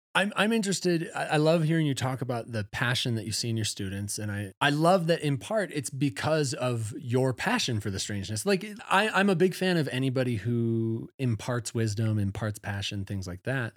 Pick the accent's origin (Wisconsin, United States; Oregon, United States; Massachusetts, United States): Wisconsin, United States; also born or lived in Chicago Northwest suburbs; now in Steamboat Springs, United States; I'm from Wisconsin